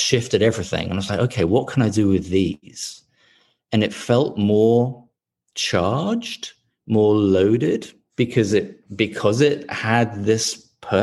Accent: London, United Kingdom; moved away as an adult; now in Portland, Maine, United States; I'm from London originally, as you can probably tell from the accent.

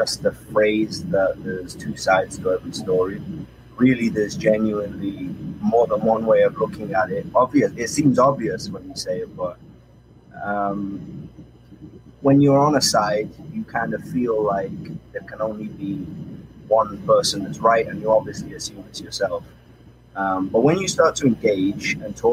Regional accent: Manchester, North West England, United Kingdom; moved away as an adult; now in Israel; I'm from Manchester, England, originally. I've lived in Israel now 4 years, actually, this month

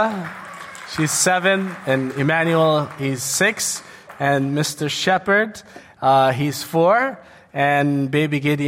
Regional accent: Jordan; moved away as an adult; also born or lived in New York, United States; I was born in the States, New York. But I grew up in Jordan, and I came back to the States in 2001

